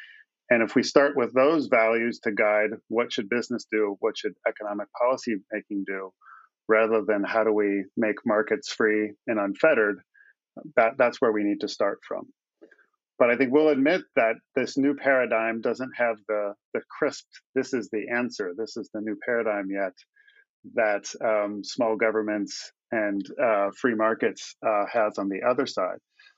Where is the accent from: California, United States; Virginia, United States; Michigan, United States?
California, United States; We come from Silicon Valley, where Pierre came from.